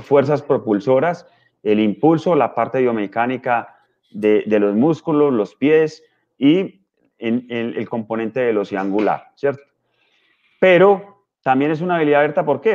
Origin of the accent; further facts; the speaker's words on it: Colombia; yo soy colombiano